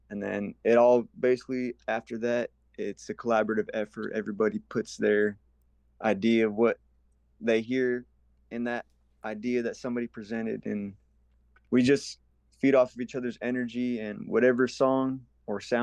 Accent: Gila River Indian Community, Arizona, United States; I come from the Gila River Indian community in Arizona

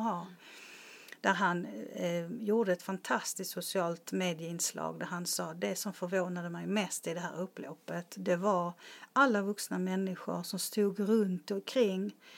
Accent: Malmö, Skåne, Sweden; jag är ju från Rosengård i Malmö

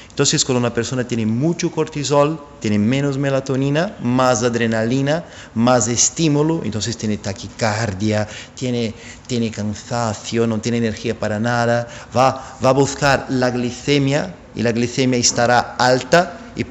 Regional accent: São Paulo, Brazil; born there; Spanish is a second language; yo soy brasileño, nací en São Paulo

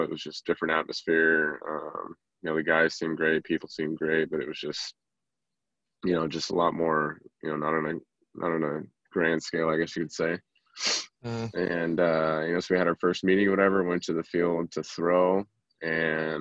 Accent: Arizona, United States; also born or lived in Spokane, Washington; I was born and raised in Arizona. Went to high school here

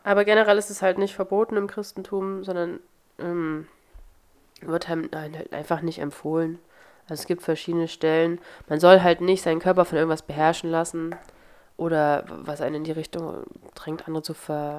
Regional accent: Wernigerode, Saxony-Anhalt, Germany; In meiner Heimatstadt gibt es, weil es die Partnerstadt ist, eine Neustadt an der Weinstraße, deswegen gibt es einmal im Jahr ein Weinfest in Wernigerode

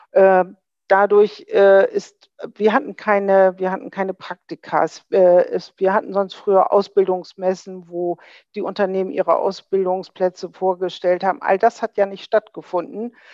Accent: Bremen, Germany; Das sage ich ganz überzeugt als Bremerin.

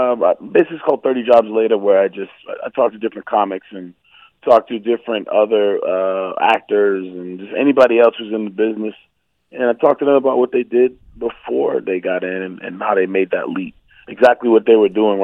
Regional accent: Milton, Massachusetts, United States; I grew up in Milton, Massachusetts, a little burb outside of right outside of Boston.

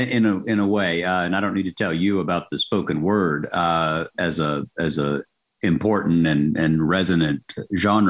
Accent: Chattanooga, Tennessee, United States; moved away; I was at the Chattanooga Times, my hometown newspaper

